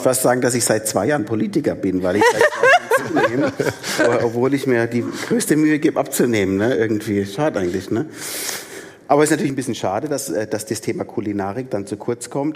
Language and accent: German; Baden-Württemberg, Germany; also born or lived in Palatinate (Neustadt); now in Neustadt an der Weinstraße, Germany; mich als gebürtiger Badener